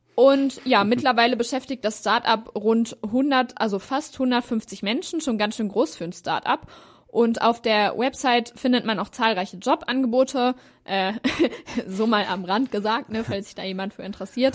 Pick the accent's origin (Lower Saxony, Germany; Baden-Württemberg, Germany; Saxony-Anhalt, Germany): Lower Saxony, Germany; Hanover; ich komme ja auch aus Hannover